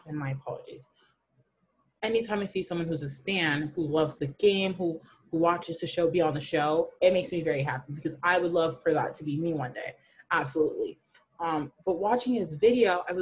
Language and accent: English; Burlington, Ontario, Canada; I'm from Burlington